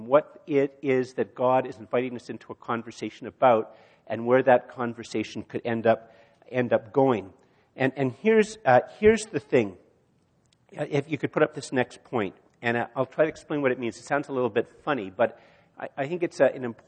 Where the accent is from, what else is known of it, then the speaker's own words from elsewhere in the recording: Canada; I'm a Canadian, I breathe Canadian air